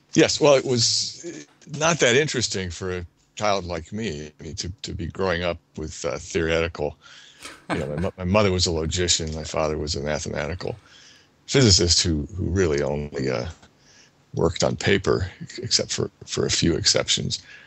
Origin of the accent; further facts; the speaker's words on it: New Jersey, United States; As a as a child growing up in New Jersey, I was interested in animals and uh, machines